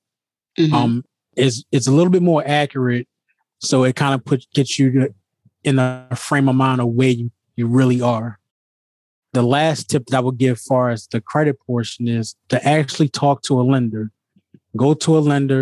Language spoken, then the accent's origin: English; Baltimore, Maryland, United States; moved away as an adult; now in outside Washington, D.C., United States; I'm originally from Baltimore, Maryland, born and bred, and I currently reside outside of D.C. now